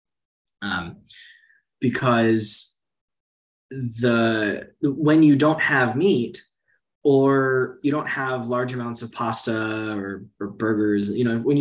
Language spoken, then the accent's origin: English; Miami, Florida, United States; moved away as an adult; also born or lived in China; now in Portugal; I grew up in Miami where there's sun pretty much all year round